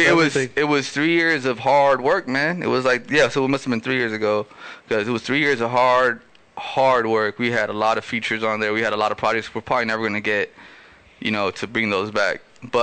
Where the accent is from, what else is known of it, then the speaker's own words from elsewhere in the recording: Los Angeles, California, United States; first language Spanish; English is a second language; I'm a first generation Latino who grew up in South Central with deep, deep roots from where my family's from. And I wanted the people to understand that, you know, like I'm from South Central LA, but I'm also Ecuadorian